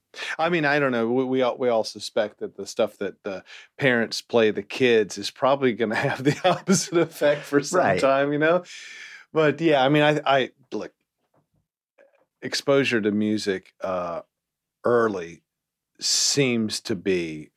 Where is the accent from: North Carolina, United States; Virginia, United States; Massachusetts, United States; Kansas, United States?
North Carolina, United States; Salem; also born or lived in Greensboro; Greensboro. Was in Salem, actually. I was born in Greensboro, and then we moved when I was 4.